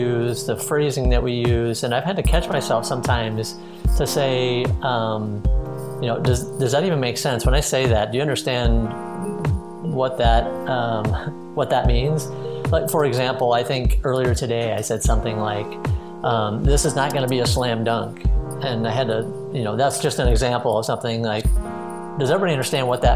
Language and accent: English; Midwest, United States; moved away as an adult; now in St. Petersburg, United States; I grew up in the Midwest, moved to Florida three years ago, and loving life here in St. Petersburg